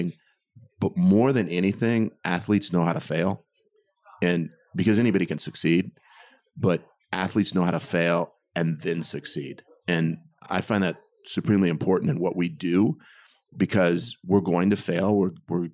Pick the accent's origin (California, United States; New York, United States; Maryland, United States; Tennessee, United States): California, United States; Torrance; also born or lived in Inglewood, California; we moved to Torrance, South Torrance. And that's where I grew up until I went away to college